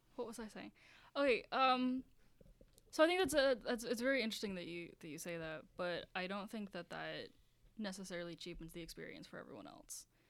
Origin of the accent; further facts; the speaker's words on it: Baltimore, Maryland, United States; I'm from Baltimore